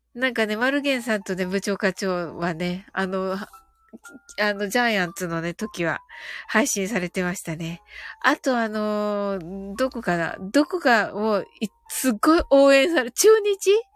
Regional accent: Kyushu, Japan; 私はね、あの、九州人なんでね

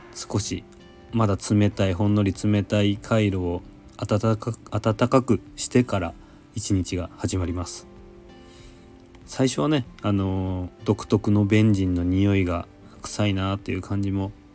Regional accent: Nagasaki, Japan; now in Tokyo, Japan; 私の出身の長崎

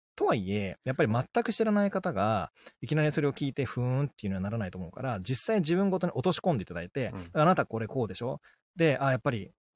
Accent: Kagawa, Japan; moved away; うちの実家の香川

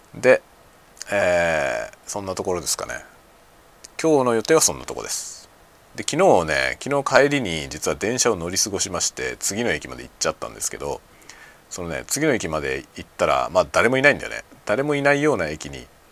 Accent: Kanagawa, Japan; moved away as an adult; now in Hokkaido, Japan; 僕はもともと神奈川県の出身

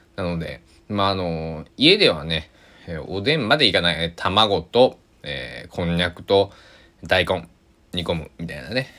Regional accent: Kochi, Japan; 高知では僕の地元高知では

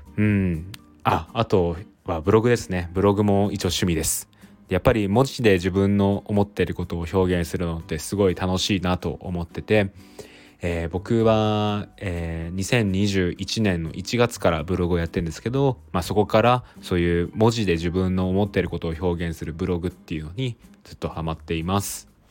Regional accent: Toyota, Aichi, Japan; moved away as an adult; now in Tokyo, Japan; 出身は愛知県の豊田市になります

